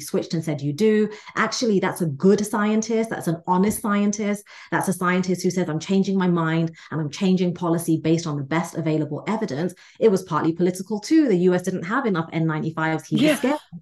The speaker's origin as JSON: {"language": "English", "region": "England", "country": "United Kingdom", "tie": "born or raised there", "moved": "yes", "lives_now": "United States", "said": "I'm the child of immigrants from India. I was raised in England, live in America now"}